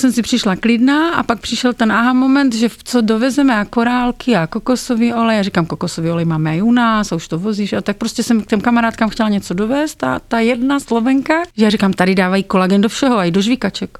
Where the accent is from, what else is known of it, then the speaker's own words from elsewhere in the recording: Brno, South Moravian Region, Czechia; v Brně, odkud pocházím